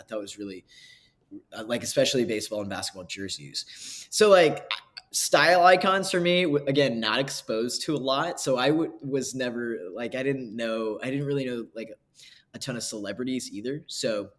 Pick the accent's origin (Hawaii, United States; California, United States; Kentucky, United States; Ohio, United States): Kentucky, United States; I grew up in Kentucky